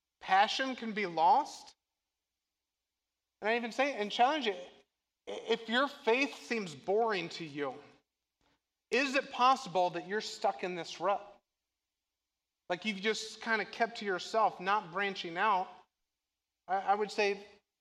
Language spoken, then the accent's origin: English; Moweaqua, Illinois, United States; I grew up in Mahwikwa